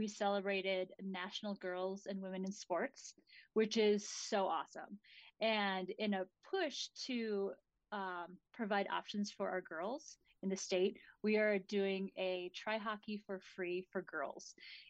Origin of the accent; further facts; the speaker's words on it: Minnesota, United States; now in Utah, United States; I'm originally from Minnesota, and I moved out to Utah in 97